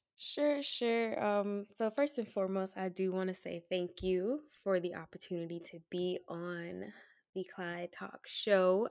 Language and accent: English; Tallahassee, Florida, United States; moved away as an adult; also born or lived in Atlanta, Georgia; born and raised in Tallahassee, Florida